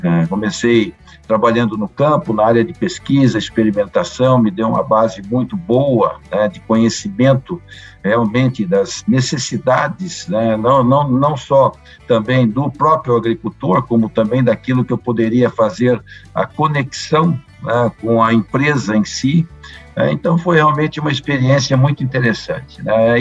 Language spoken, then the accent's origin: Portuguese; Londrina, Paraná, Brazil; moved away; also born or lived in Bandeirantes, Paraná; eu sou do interior do Paraná, do norte do Paraná, o chamado pé vermelho, né, terra roxa. É, E, e, vivi no Paraná por muitos anos, né, na cidade de Bandeirantes, onde eu fui nascido. É, me criei em Londrina